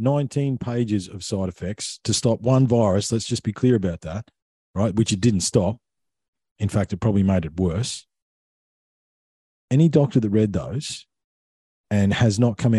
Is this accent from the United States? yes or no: no; Victoria, Australia; I grew up in Victoria, okay? That's mm-hmm. where most of my childhood was